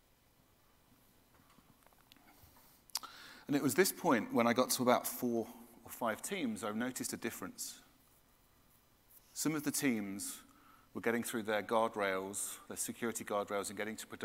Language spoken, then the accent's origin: English; United Kingdom; I'm British